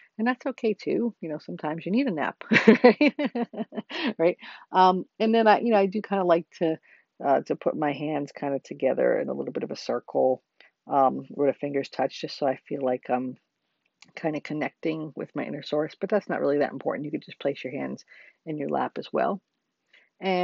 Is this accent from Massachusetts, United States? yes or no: no; New Jersey, United States; I come from New Jersey myself